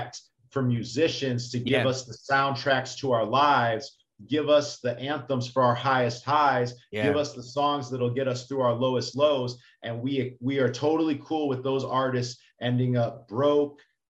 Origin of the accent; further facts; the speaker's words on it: Chicago, Illinois, United States; also born or lived in New York; now in Miami, United States; I lived in New York for 4 years, but I'm from Chicago, and now I'm in South Beach